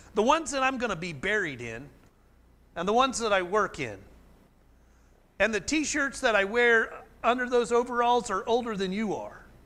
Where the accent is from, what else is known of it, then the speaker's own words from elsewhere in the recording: Oklahoma, United States; growing up in Oklahoma